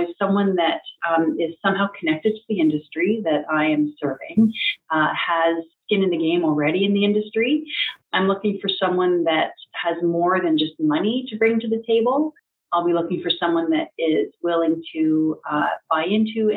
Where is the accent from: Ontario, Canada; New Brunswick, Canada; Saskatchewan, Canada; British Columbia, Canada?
Ontario, Canada; Strathroy; my hometown of Strathroy